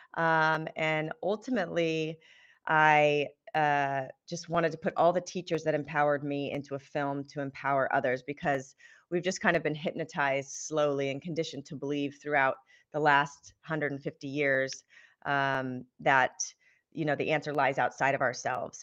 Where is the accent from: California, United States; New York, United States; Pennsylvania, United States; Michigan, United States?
California, United States; Southern; I grew up in Southern California